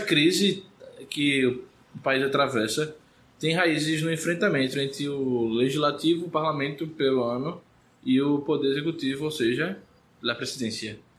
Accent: Recife, Pernambuco, Brazil; eu não vim do interior. A não ser que você considere Recife a capital mais interiorana do Brasil

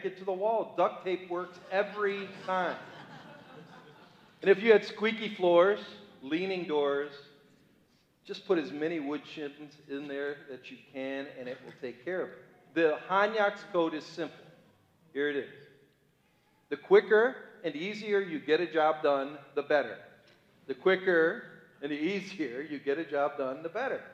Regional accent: Cleveland, Ohio, United States; I'm a boy from Cleveland, Ohio. Those are my origins

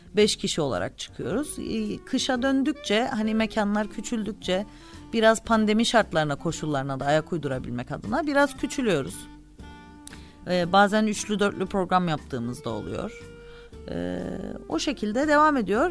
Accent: Cyprus; moved away as an adult; also born or lived in Istanbul; doğduğunuz yer işte e, arkadaşlarınızın e, dostlarınızın akrabalarınızın bulunduğu yer kültürünüzün ait olduğu yer

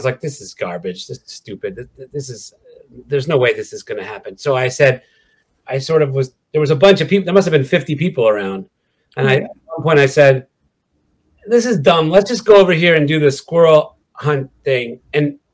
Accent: Quebec, Canada; moved away as an adult; now in Los Angeles, United States; I grew up in Quebec

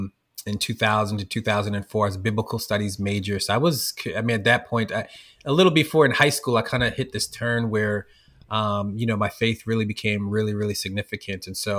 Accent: Norristown, Pennsylvania, United States; So I grew up in Norristown, Pennsylvania first, which is the Philly area, and grew up in Black and Latino community, poor and working class community.

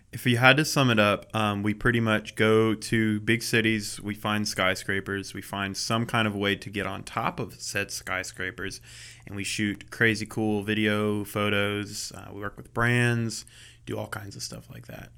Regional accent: around Charlotte, North Carolina, United States; growing up around Charlotte, I never really came into the city

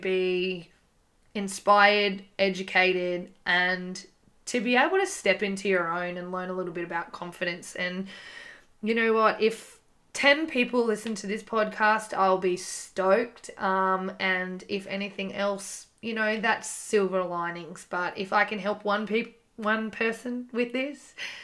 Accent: Gold Coast, Queensland, Australia; I'm from the Gold Coast

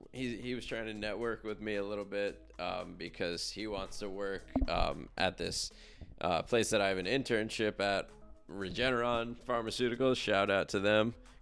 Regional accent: Yorktown, New York, United States; also born or lived in White Plains; Yeah, I'm originally from Yorktown. Born and raised. I guess I was born technically in White Plains Hospital. And then we lived in Yorktown.

